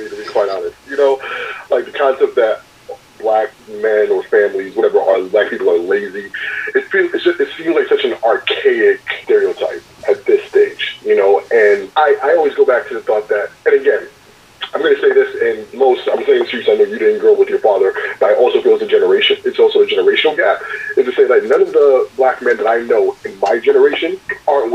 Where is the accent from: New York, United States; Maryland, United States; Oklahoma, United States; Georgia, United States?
New York, United States; moved away as an adult; now in Arizona, United States; Because I grew up in New York, right? So, and I grew up in Brooklyn.